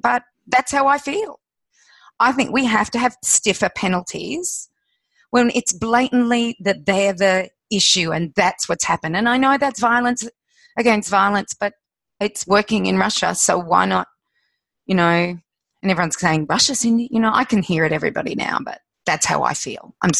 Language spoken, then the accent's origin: English; Australia